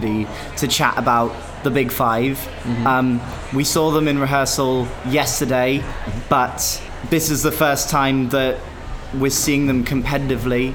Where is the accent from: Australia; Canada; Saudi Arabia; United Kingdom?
United Kingdom; as a British Eurovision fan